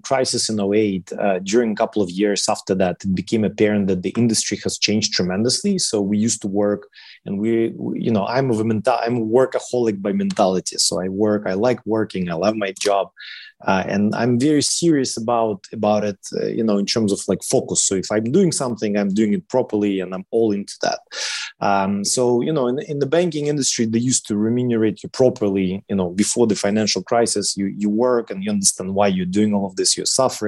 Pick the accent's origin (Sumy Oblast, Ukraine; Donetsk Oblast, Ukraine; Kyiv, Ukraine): Kyiv, Ukraine; now in London, United Kingdom; I was born in Kiev, so I'm half Russian, half Ukrainian.